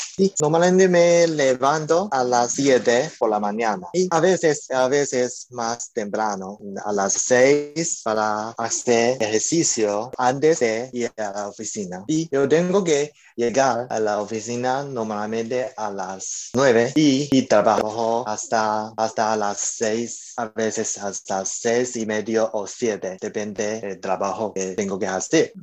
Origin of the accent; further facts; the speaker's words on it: Taiwan; Spanish is a second language; yo un taiwanese y estoy en Taipei, el capital de Taiwán